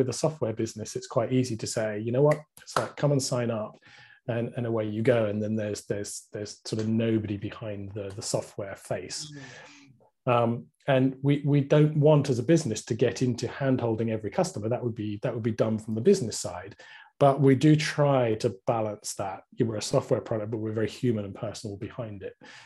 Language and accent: English; United Kingdom; I'm very British